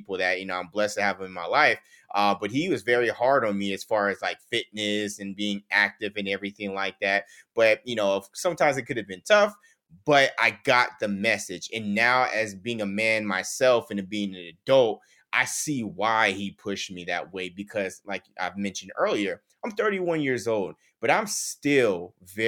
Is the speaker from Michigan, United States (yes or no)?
no; Las Vegas, Nevada, United States; I'm born and raised in Las Vegas. I've been here for majority of my life